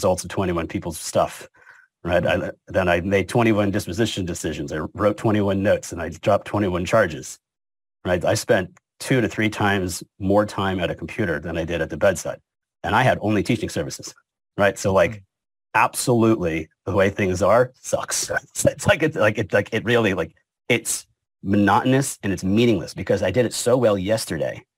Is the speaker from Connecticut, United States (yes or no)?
yes; Hamden, Connecticut, United States; moved away as an adult; also born or lived in Cheshire, Connecticut / New Haven, Connecticut / New Orleans, Louisiana; now in Louisiana, United States; I'm born and raised in Connecticut, Hamden, then Cheshire